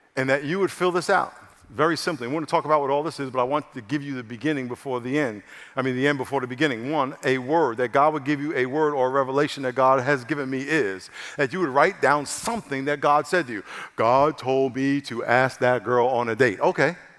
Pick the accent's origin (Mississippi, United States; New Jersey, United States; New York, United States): New York, United States; now in San Diego, United States; I'm from New York, so I just got a whole different way of rolling like